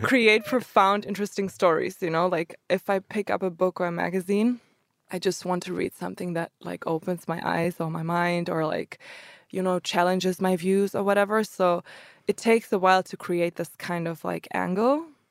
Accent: Germany; also born or lived in Croatia; I grew up in Germany though, since they immigrated to Germany

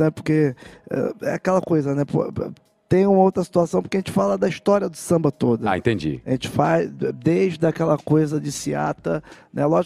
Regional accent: Rio de Janeiro, Brazil; E eu continuei muito ligado a Vila Isabel porque eu estudava em Vila Isabel, fiz todo o meu colegial em Vila Isabel, mesmo morando no Flamengo, no centro, Padre Miguel, eu ia estudar em Vila Isabel.

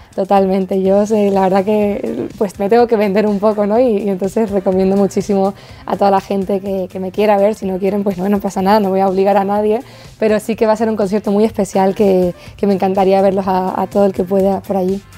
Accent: Los Llanos de Aridane, Canary Islands, Spain; moved away as an adult; now in Madrid, Spain; la isla de La Palma, mi tierra

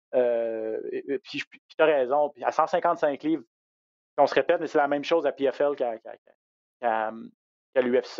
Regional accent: Quebec, Canada; chez nous au Québec

